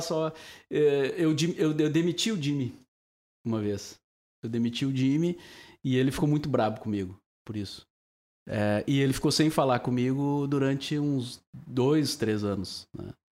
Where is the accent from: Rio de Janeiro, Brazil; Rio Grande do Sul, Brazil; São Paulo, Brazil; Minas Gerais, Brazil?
Rio Grande do Sul, Brazil; Cachoeira do Sul; moved away as an adult; now in Porto Alegre, Brazil; eu nasci em Cachoeira. Uh, daí trabalhei na Rádio Cachoeira, vim para cá tentar a vida na, na cidade